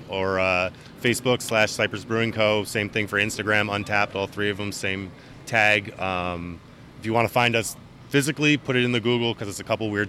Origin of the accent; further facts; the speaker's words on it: Edison, New Jersey, United States; I was born in Edison, New Jersey.